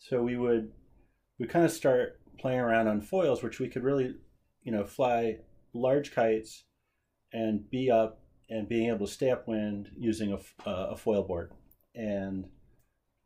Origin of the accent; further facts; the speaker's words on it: Cape Cod, Massachusetts, United States; When I grew up on Cape Cod